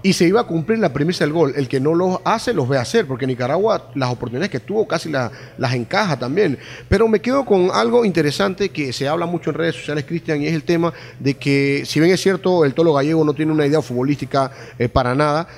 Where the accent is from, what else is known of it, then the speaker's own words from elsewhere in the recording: Panama; es la tierra donde yo nací